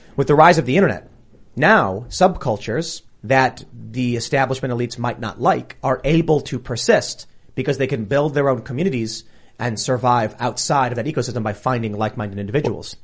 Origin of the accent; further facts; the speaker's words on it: Chicago, Illinois, United States; I grew up in Chicago, up in the city